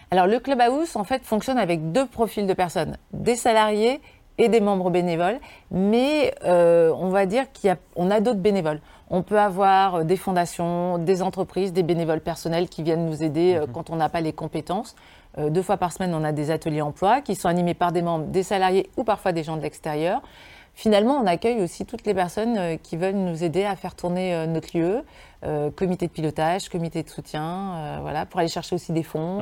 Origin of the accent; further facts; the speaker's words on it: Lyon region, Auvergne-Rhône-Alpes, France; dans ma région d'origine